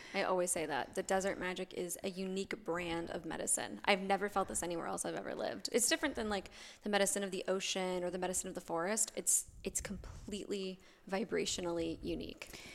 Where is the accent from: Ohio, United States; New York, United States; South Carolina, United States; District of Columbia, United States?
New York, United States; moved away as an adult; also born or lived in Claremont, California; now in Arizona, United States; I'm originally from the East Coast. I'm from New York.